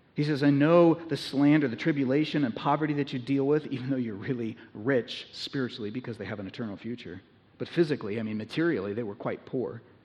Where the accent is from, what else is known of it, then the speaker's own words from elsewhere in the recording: United States; American Christians